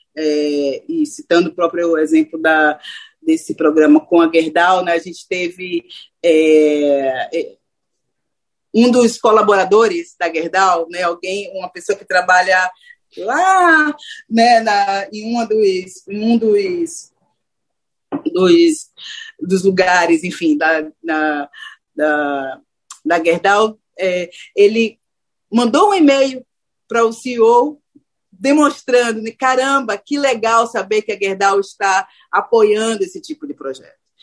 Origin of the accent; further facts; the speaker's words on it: Salvador, Bahia, Brazil; moved away as an adult; also born or lived in Rio de Janeiro–São Paulo; eu sou de Salvador, né? É importante falar que eu sou nordestina, que eu começo, inclusive, a minha carreira em Salvador